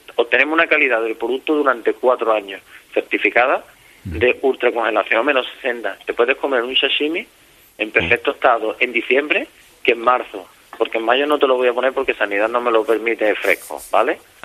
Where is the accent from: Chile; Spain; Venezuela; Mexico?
Spain; Barbate, Andalusia; yo soy de Barbate